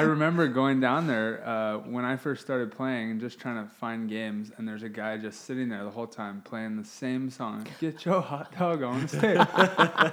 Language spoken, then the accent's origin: English; Hawaii, United States; when I was a kid, I came out from Hawaii